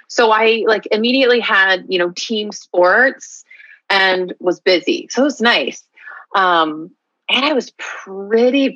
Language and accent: English; Houston, Texas, United States; moved away as an adult; also born or lived in Bloomington, Indiana / Venice, Los Angeles; now in Colorado, United States; growing up in Houston